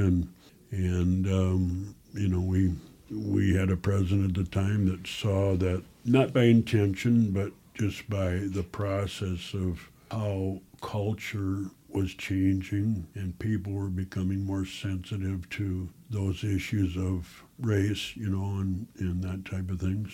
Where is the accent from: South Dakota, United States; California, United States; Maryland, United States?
South Dakota, United States; Chancellor; now in Sioux Falls, United States; From a little town southwest of here called Chancellor. I was the last class to graduate